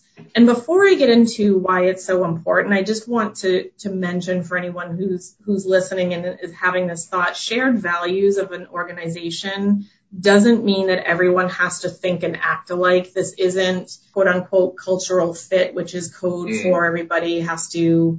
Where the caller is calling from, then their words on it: Westborough, Massachusetts, United States; I am calling in from my home office in Westboro, Massachusetts.